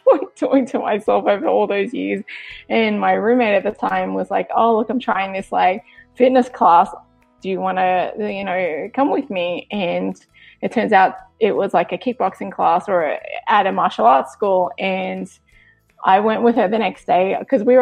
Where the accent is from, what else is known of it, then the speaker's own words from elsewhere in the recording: Sydney, New South Wales, Australia; moved away as an adult; also born or lived in Los Angeles, United States; now in Virginia, United States; I was born and bred in Australia, Sydney, Australia